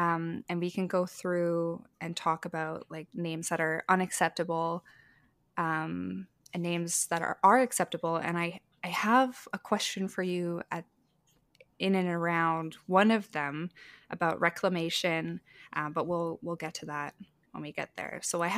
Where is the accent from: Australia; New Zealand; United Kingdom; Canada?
Canada; but I am First Nations. So I'm technically an Indian so far as the Canadian government considers me.